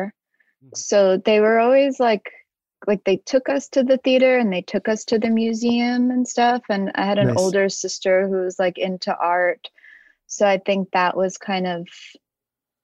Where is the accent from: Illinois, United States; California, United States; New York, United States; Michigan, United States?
New York, United States; New York City; I grew up in Bensonhurst in Brooklyn